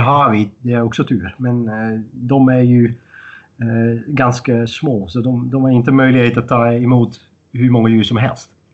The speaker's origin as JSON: {"language": "Swedish", "country": "Netherlands", "tie": "born or raised there", "moved": "as an adult", "lives_now": "Sweden", "said": "jag är född och uppvuxen i Holland"}